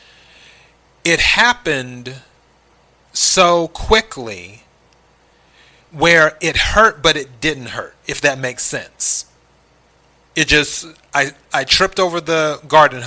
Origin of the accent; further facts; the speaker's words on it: South Carolina, United States; moved away; I'm originally from the South, South Carolina, to be exact.